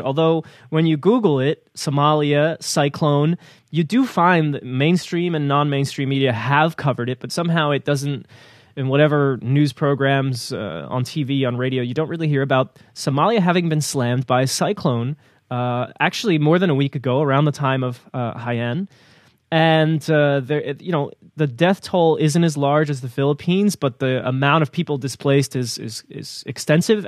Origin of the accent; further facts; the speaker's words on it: New Jersey, United States; I grew up in New Jersey